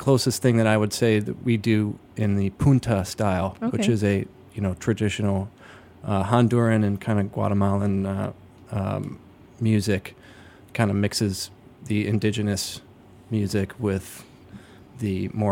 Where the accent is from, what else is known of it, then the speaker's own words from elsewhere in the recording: Toledo, Ohio, United States; moved away as an adult; now in Chicago, United States; I'm originally from Toledo, Ohio. Lived in Chicago for about 15 years